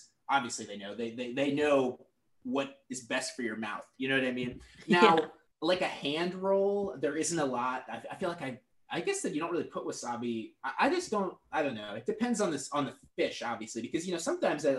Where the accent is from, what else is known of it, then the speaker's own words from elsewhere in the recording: Portland, Oregon, United States; moved away; I'm from Portland, Oregon originally